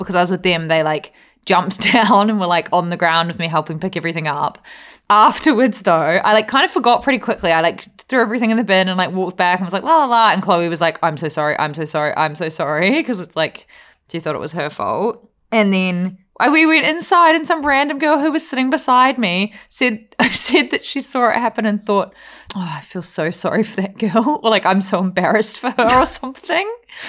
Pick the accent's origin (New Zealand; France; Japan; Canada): New Zealand; Win Hamlin has been not just saying this because I'm a Kiwi.